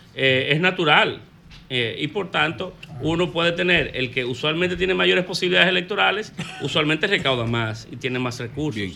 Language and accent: Spanish; Dominican Republic; como dominicanos